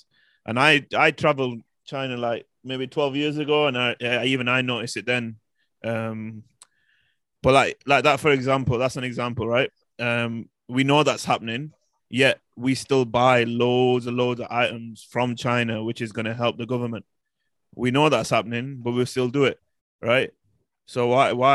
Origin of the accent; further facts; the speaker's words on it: United Kingdom; as British people